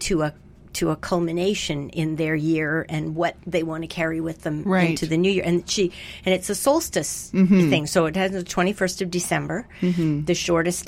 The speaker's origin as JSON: {"language": "English", "town": "Montreal", "region": "Quebec", "country": "Canada", "tie": "born or raised there", "said": "I grew up in Montreal"}